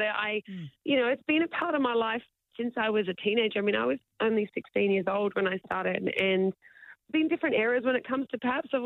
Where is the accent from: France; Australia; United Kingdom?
Australia; I had a lot of sport growing up in Australia